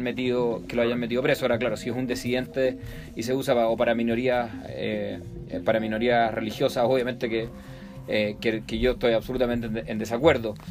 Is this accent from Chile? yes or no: yes; Chile; moved away as an adult; now in Mexico; en Chile, de donde yo vengo.